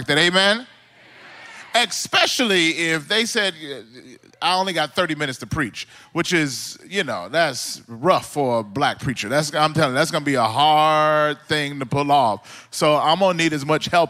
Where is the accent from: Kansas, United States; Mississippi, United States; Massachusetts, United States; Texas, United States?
Mississippi, United States; moved away as an adult; also born or lived in Southern California; now in California, United States; I'm originally from Mississippi, like I said earlier. And me and my wife, when we moved out from Mississippi to California